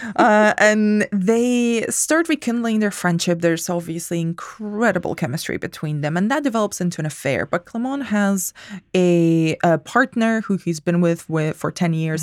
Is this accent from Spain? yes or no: yes; Spain; English is a second language; moved away; I'm from Spain.